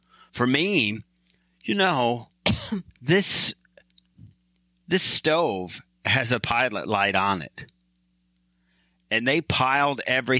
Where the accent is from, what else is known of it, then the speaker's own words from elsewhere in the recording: Michigan, United States; I am from Michigan. That's why we kind of slam Michigan, because I'm there.